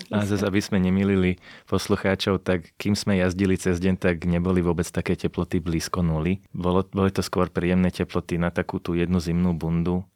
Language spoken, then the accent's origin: Slovak; Slovakia; povedali sme, že zo Slovenska